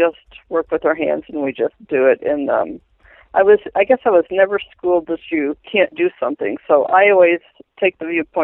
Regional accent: Southern Michigan, United States; now in Montana, United States; I'm from Southern Michigan

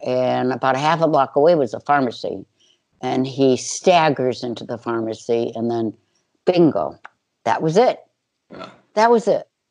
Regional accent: Chicago, Illinois, United States; growing up in Chicago

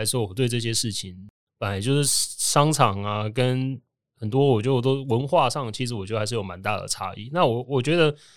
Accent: Taiwan; moved away as an adult; also born or lived in United States; 跟我回来台湾之后的经验

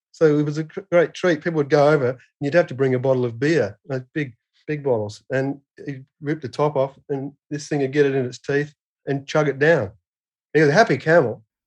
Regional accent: Perth, Western Australia, Australia; I'm from Western Australia, which is the western third of the continent. So yeah, I came from a probably the most isolated city in the in the world

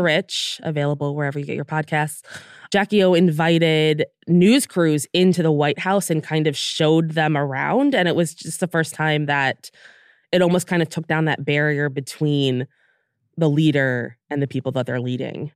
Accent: United States; now in United Kingdom; we're from the United States

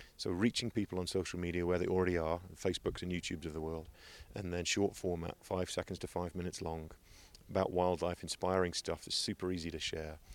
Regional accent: England, United Kingdom; moved away; I'm eighteen from England.

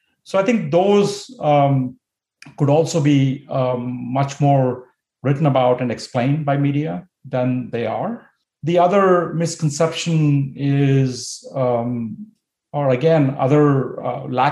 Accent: India; moved away as an adult; also born or lived in United States; I grew up in India. I moved to the US to study

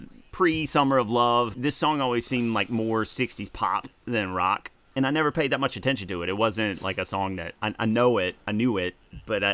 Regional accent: the South, United States; I was growing up in the South

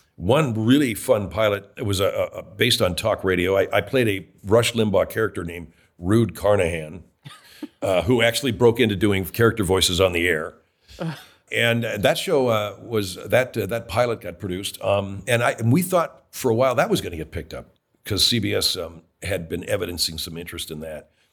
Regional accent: California, United States; I was raised in California, not Canada, not Toronto, Canada.

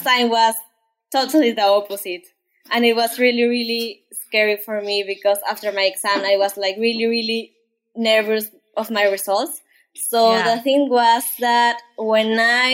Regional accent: Peru; first language Spanish; English is a second language; I'm from Peru. My first language is Spanish.

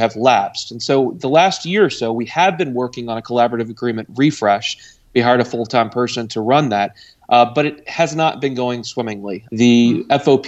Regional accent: Louisville, Kentucky, United States; now in Cincinnati, United States; I'm from Louisville, Kentucky, originally

